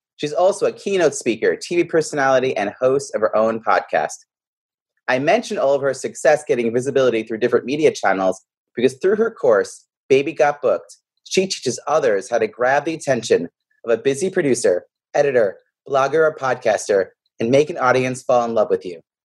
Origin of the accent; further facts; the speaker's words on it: New York, United States; now in Boston, United States; I grew up in New York